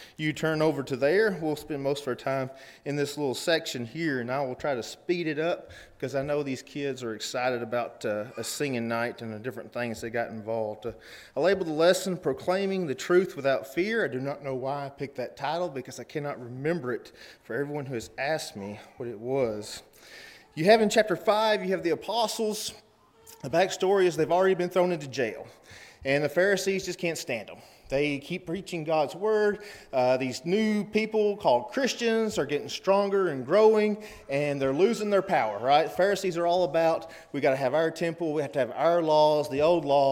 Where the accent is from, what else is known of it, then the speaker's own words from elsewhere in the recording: Cookeville, Tennessee, United States; we're from Cookeville, Tennessee.